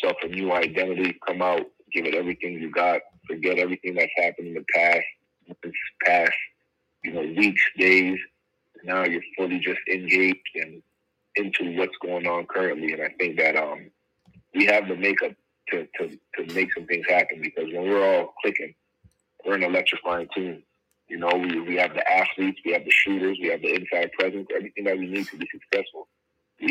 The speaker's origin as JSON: {"language": "English", "country": "Canada", "also_born_or_lived": "Montreal"}